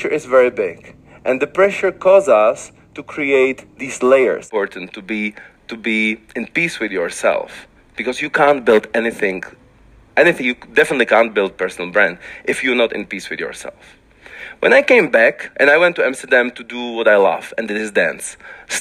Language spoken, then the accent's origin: English; Liberec Region, Czechia; when I was young in my city, it was difficult because I was the only black guy in the town